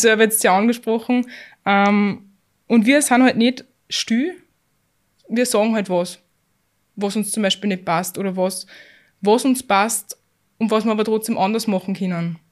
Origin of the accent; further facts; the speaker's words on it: Austria; wir sind in, bei uns in Österreich in keinem schlechten Bildungssystem